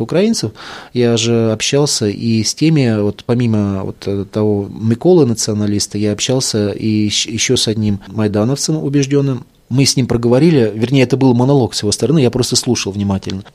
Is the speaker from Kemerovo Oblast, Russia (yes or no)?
no; Moscow, Russia; я из Москвы, русский